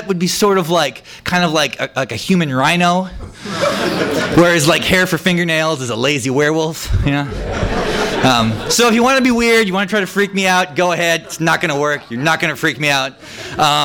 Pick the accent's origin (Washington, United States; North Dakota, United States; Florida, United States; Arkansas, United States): North Dakota, United States; I'm also from North Dakota